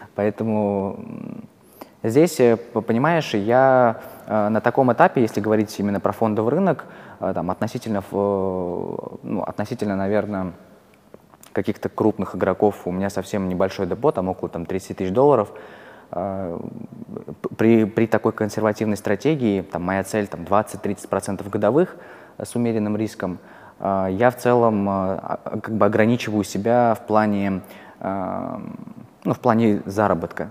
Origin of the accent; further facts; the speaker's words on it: Kursk, Kursk Oblast, Russia; moved away as an adult; also born or lived in Moscow; я вообще не из Москвы, я из Курска, а, я когда перебрался в Москву